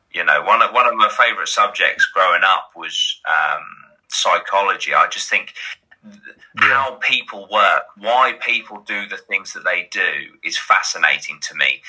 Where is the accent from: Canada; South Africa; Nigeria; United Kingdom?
United Kingdom; Great Yarmouth, East of England; I am from Great Yarmouth.